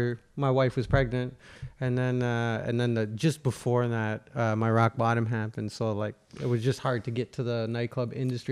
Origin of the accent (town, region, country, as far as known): Ontario, Canada; born or raised there; also born or lived in Calgary, Alberta